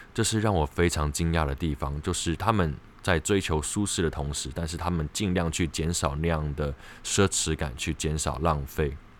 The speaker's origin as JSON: {"language": "Chinese", "region": "Taipei", "country": "Taiwan", "said": "我是台北"}